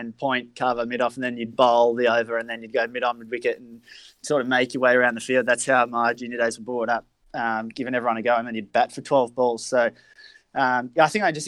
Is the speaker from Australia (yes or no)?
yes; Melbourne, Victoria, Australia; I was born in Melbourne